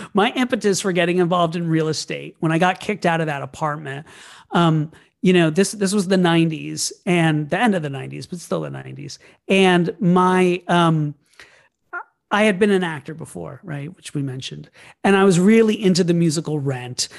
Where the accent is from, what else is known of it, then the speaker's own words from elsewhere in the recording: Orlando, Florida, United States; I grew up in Orlando, Florida.